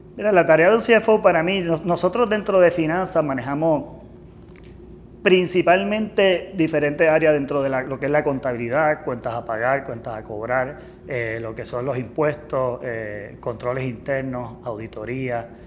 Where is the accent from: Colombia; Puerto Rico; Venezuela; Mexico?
Puerto Rico; Lares; me crié en, Lares